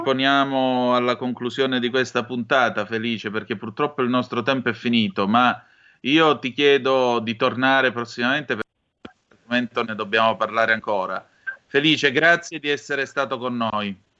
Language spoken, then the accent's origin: Italian; Vibo Valentia, Calabria, Italy; io sono nato a sud del Po e vengo da Vibo Valencia